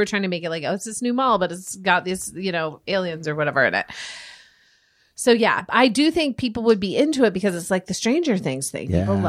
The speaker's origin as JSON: {"language": "English", "region": "Indiana", "country": "United States", "moved": "yes", "said": "I'm from Indiana."}